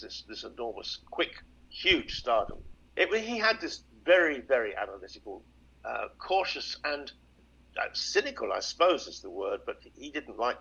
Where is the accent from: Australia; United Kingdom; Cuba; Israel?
United Kingdom; we're taught when we're young, certainly in Britain